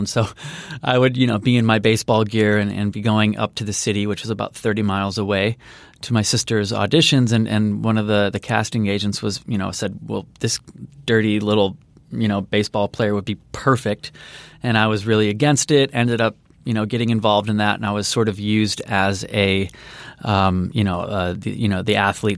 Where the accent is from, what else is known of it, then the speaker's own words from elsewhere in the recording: Chicago, Illinois, United States; grew up on the south side of Chicago, so in the suburbs